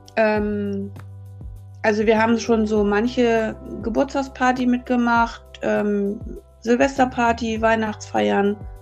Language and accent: German; Hamburg, Germany; now in Lüneburg Heath, Germany; Ich bin in Hamburg geboren, 1968 und aufgewachsen in Hamburg-Uhlenhorst als Einzelkind.